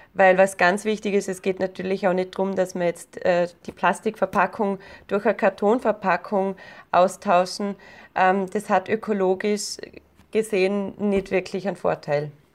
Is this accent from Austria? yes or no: yes; Austria; Bei uns in Österreich